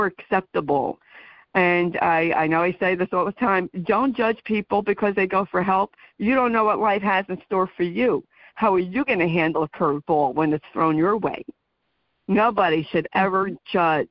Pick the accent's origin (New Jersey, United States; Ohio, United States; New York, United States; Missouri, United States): New Jersey, United States; I am from New Jersey